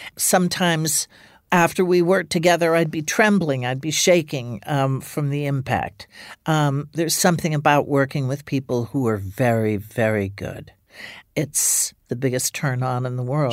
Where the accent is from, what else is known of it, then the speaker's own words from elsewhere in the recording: Ireland; moved away; also born or lived in England; I grew up in Ireland